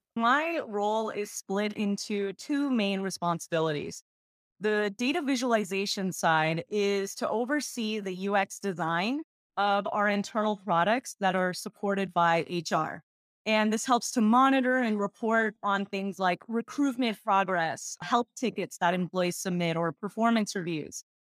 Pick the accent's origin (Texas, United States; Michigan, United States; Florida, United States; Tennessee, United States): Texas, United States; I was born and raised in Texas, and I'm a first gen Ecuadorian American